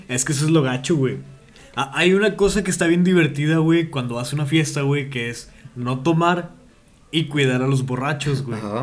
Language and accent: Spanish; Monterrey, Nuevo León, Mexico; trabajé en teleperformance como buen regio.